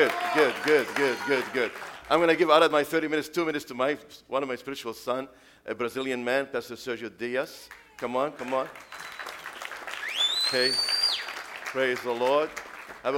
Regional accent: Beirut, Beirut Governorate, Lebanon; English is a second language; now in United States; I was 17. That's many years ago. Many, many years ago. When this brother missionary came to the streets of Beirut and invited me to go to Sunday school

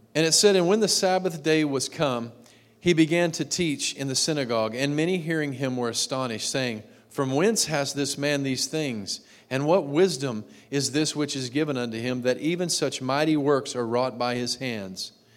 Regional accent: Texas, United States; I grew up in Texas.

